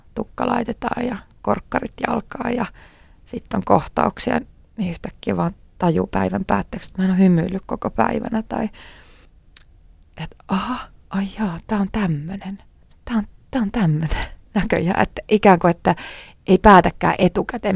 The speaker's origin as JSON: {"language": "Finnish", "town": "Tuusula", "region": "Uusimaa", "country": "Finland", "tie": "born or raised there", "also_born_or_lived": "New York", "said": "Mä oon syntynyt Tuusulassa. Ähm, mä oon asunut siellä koko lapsuuteni."}